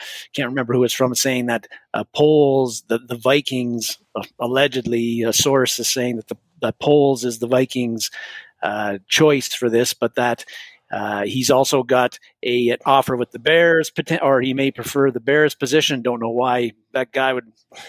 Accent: Canada; A, as a Canadian, A, you got to – I don't say A very much

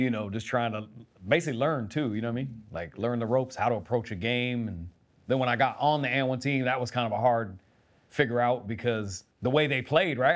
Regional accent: Keizer, Oregon, United States; I grew up in Kaiser, Oregon

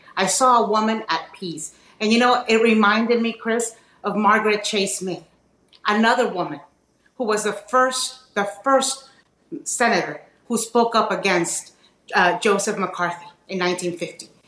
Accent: Nicaragua; now in Miami, United States; I grew up in Nicaragua and I fled communism and populism. And I live in Miami

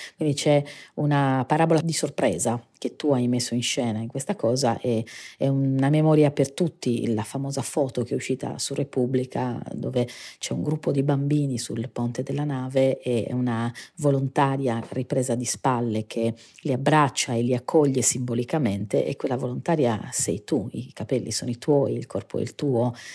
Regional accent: Sardinia, Italy; Io in particolare vengo dalla Sardegna, quindi siamo lo scenario naturale di una cartolina idilliaca

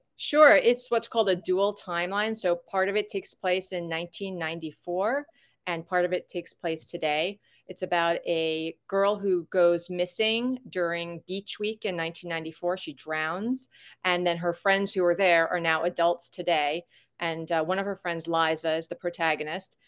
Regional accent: Long Island, New York, United States; moved away as an adult; also born or lived in Wilmington, North Carolina; I'm from Long Island.

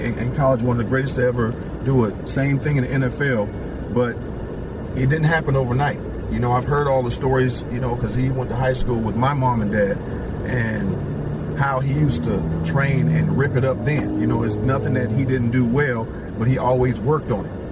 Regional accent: Aliquippa, Pennsylvania, United States; I grew up in Pennsylvania, Alco, Pennsylvania.

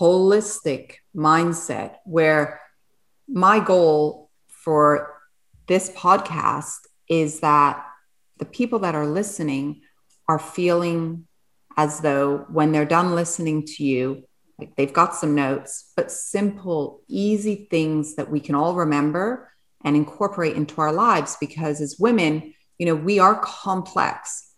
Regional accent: England, United Kingdom; You know, I'm English and I'm French, and my mother's French. So I grew up and I love French cuisine.

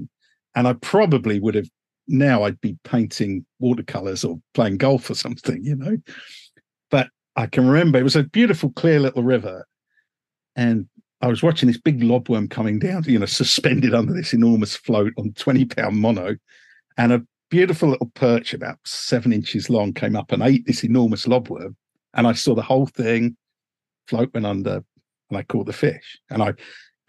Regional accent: Uxbridge, London, United Kingdom; I was born in a humdrum little suburb called Uxbridge, which is about 10 miles north of Heathrow Airport.

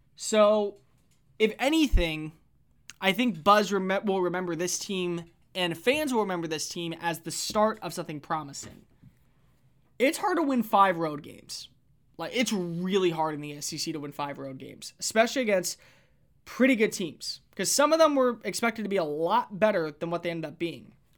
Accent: Texas, United States; I knew A and M just growing up in Texas

